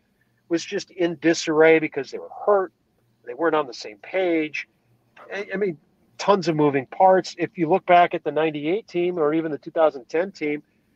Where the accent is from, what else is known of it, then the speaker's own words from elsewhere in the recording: Wisconsin, United States; moved away; I'm from Wisconsin. I was a Packer backer. I grew up a Packer fan